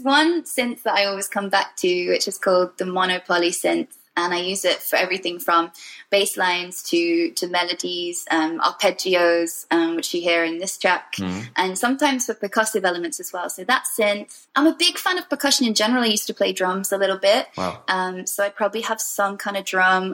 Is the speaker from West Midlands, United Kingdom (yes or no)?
no; Wales, United Kingdom; I come from Wales